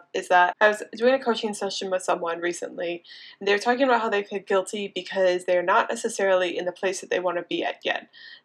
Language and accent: English; Indiana, United States; also born or lived in Boulder, Colorado; now in Miami, United States; I am actually from a small town in Indiana. I grew up on a farm in the middle of nowhere. Very classic small town Midwestern farm girl